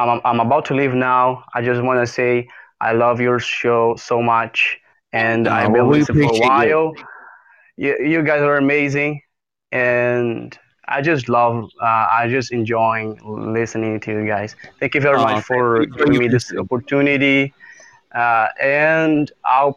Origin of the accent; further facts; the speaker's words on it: Brazil; I'm from Brazil